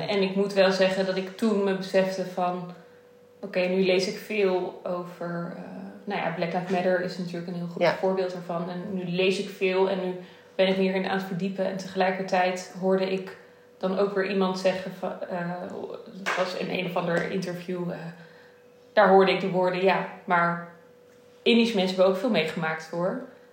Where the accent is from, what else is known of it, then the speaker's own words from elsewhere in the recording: Netherlands; is het Indisch zijn in Nederland. Dat is wie ik ben, waar ik vandaan kom